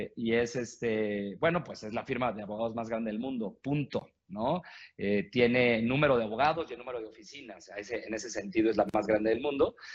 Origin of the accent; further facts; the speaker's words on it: Mexico; yo soy eh, mexicano, tengo 42 años.